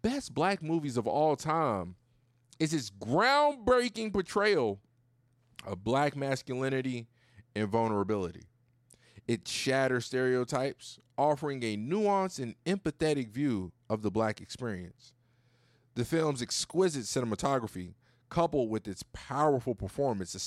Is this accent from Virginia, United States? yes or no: yes; Virginia, United States; moved away as an adult; also born or lived in California; now in Houston, United States; I'm from Virginia